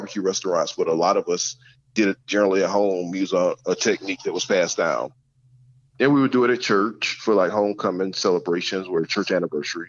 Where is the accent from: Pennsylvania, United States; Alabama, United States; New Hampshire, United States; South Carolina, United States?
South Carolina, United States; moved away as an adult; growing up in South Carolina in public schools